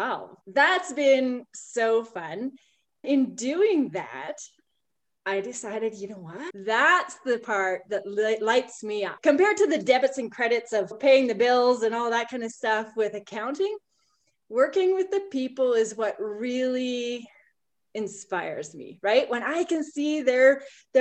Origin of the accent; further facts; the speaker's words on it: Saskatchewan, Canada; moved away as an adult; also born or lived in Calgary; I grew up in Saskatchewan and I was on a grain farm.